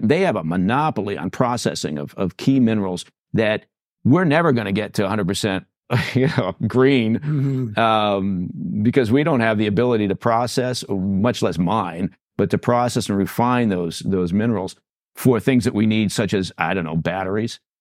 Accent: England, United Kingdom; moved away; I'm dual citizen. I was born in England

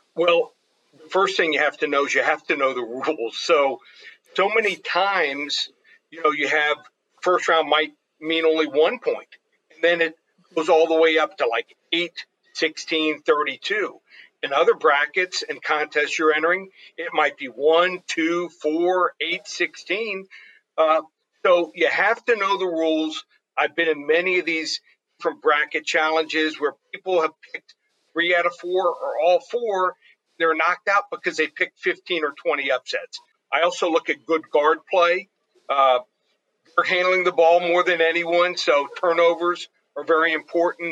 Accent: Abilene, Texas, United States; I was born in Abilene

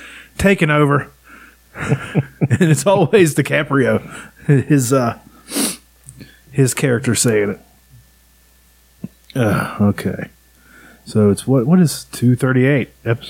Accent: West Virginia, United States; I'm from West Virginia, and I'm a white man.

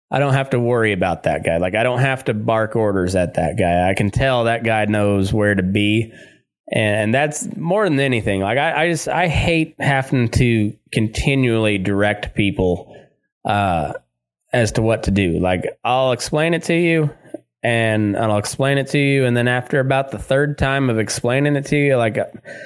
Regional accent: Southeast Colorado, United States; moved away; also born or lived in Texas / Great Plains; I grew up in Southeast Colorado, just, you know, in cowpuncher country

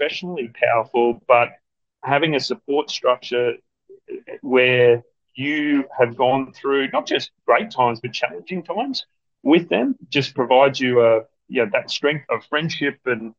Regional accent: Australia; We're very fortunate in Australia. We have a great standard of living

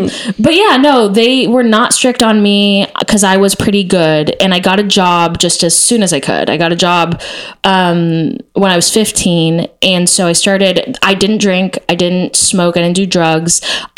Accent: Texas, United States; I like was part of this thing called Noise House when I was growing up in Texas

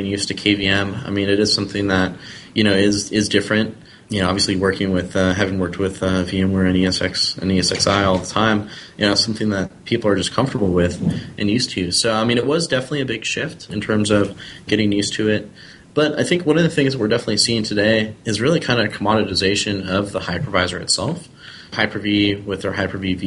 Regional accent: the Northwest, Pacific Northwest, United States; I'm from the Northwest

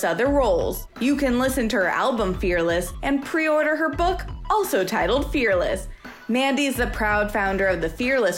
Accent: New York, United States; also born or lived in Washington State; I'm from New York, but right now I'm in Washington State

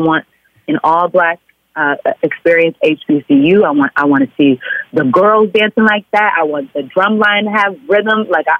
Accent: Oklahoma, United States; but hey, I'm from Oklahoma. What does she know?

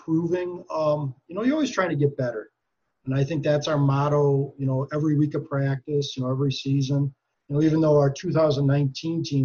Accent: Green Bay, Wisconsin, United States; growing up in Green Bay

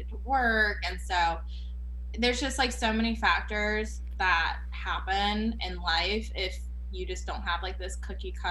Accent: Canada; now in United States; Like, oh, where are you from? Like, oh, I'm from Canada.

